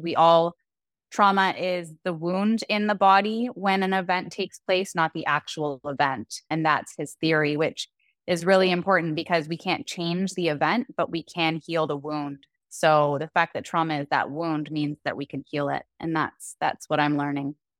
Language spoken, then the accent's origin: English; Canada; moved away as an adult; also born or lived in Dominican Republic; now in Puerto Vallarta, Mexico; we're originally from Canada